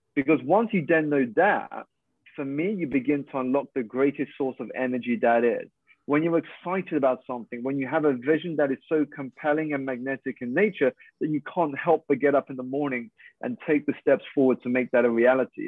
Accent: United Kingdom; i'm Malaysian Chinese. I was born here in the UK to two Malaysian parents

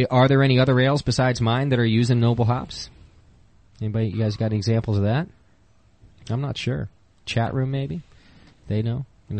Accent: Hesperia, California, United States; moved away; I'm from Hesperia.

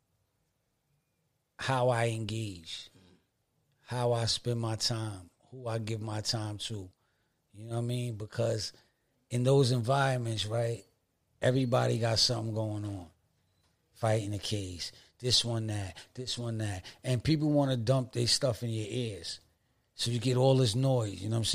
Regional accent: Stapleton Projects, New York, United States; I'm from Stables and Projects

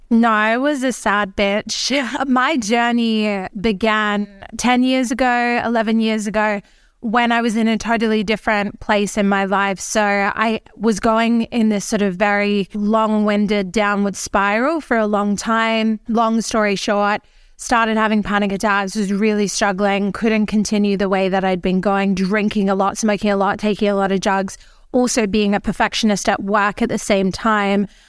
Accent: Australia; now in Mallorca, Spain; I am an Australian. I live in Mallorca

